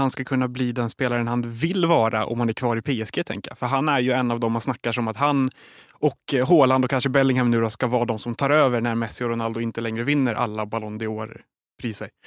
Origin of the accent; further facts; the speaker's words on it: Sweden; kan man ha som svensk i alla fall.